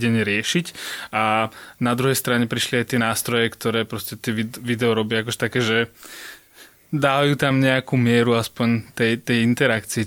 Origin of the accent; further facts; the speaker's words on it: near Nitra, Nitra Region, Slovakia; now in Bratislava, Slovakia; ja som od Nitry